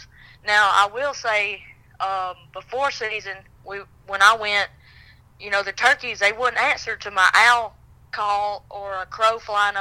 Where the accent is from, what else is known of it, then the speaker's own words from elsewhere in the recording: Reform, Alabama, United States; I'm from North Pickens, a small town called Reform, Alabama. And I've hunted here all my life. I was born and raised here.